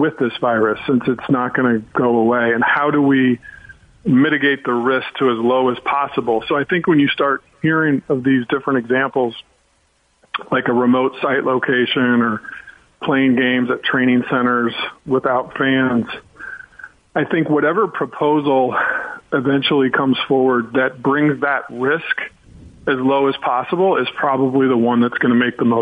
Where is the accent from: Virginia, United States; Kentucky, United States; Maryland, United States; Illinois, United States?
Illinois, United States; Chicago; now in Los Angeles, United States; I'm from Chicago